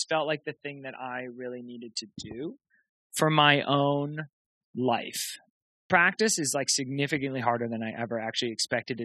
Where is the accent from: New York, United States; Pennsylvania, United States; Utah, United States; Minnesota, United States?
New York, United States; Rochester; moved away as an adult; now in Boston, United States; I grew up in Rochester, New York.